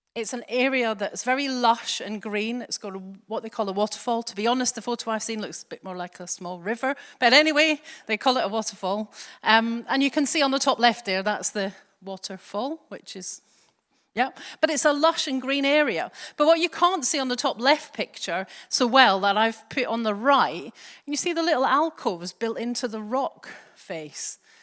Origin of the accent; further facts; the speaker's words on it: Glasgow, Scotland, United Kingdom; accent: soft Scottish; moved away as an adult; now in England; I grew up in Glasgow, but I've been down here since, bleh, thirty years ago or so